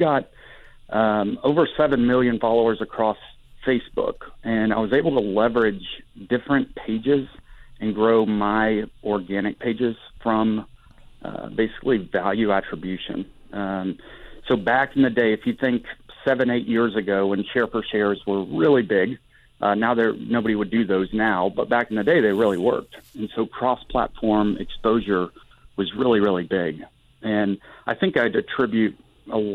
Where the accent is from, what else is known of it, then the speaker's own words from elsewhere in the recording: Huntsville, Alabama, United States; I born and raised in Huntsville, Alabama